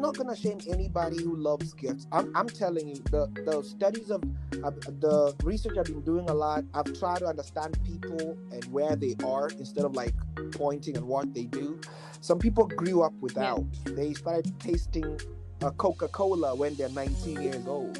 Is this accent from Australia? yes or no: no; Nairobi, Kenya; now in Kansas, United States; I grew up in Kenya, right, Nairobi